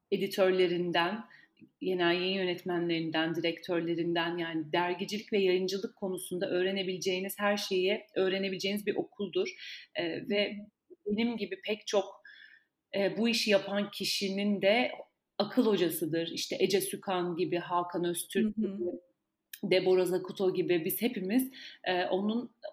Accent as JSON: {"language": "Turkish", "region": "Ankara", "country": "Turkey", "tie": "born or raised there", "said": "Ben Ankara doğumluyum. Ankara'da doğdum, büyüdüm."}